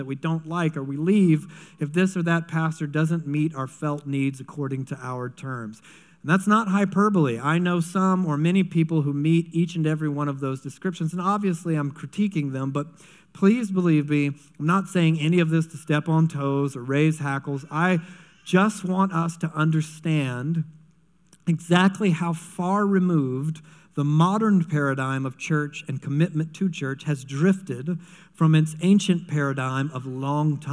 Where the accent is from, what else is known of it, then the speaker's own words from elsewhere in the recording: United States; I'm an American